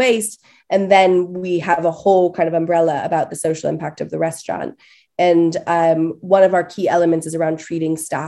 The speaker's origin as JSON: {"language": "English", "region": "California", "country": "United States", "moved": "yes", "lives_now": "United Kingdom", "said": "I'm from California originally"}